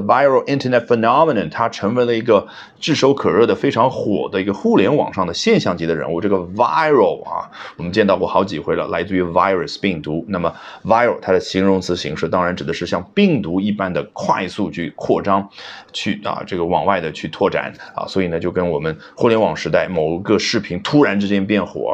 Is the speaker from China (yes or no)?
yes; China; 这是我们中国人最喜欢的动词了